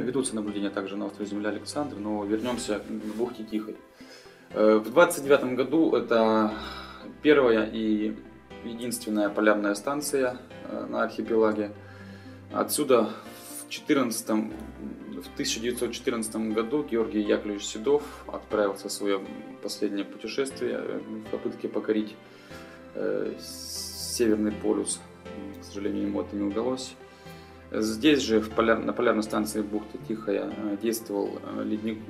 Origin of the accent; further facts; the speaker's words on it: Pinezhsky District, Arkhangelsk Oblast, Russia; moved away as an adult; родился я на севере, в Архангельске, в Архангельской области, в Пинежском районе. И окончив э, школу, поступил в университет.